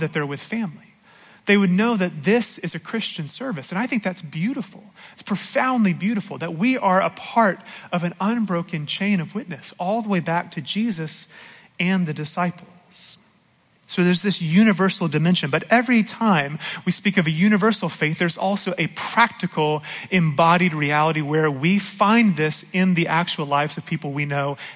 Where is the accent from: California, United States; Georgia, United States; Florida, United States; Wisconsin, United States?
Georgia, United States; I grew up here in Georgia